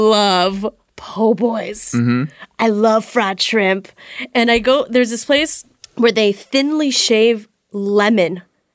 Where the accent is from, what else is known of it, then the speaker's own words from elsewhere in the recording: Beverly Hills, California, United States; I grew up in Beverly Hills / Century City